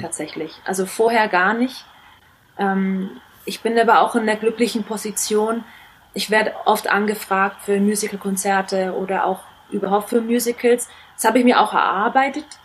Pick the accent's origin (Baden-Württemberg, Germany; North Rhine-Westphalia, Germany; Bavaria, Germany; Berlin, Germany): Bavaria, Germany; Nuremberg; born or raised there; moved away as an adult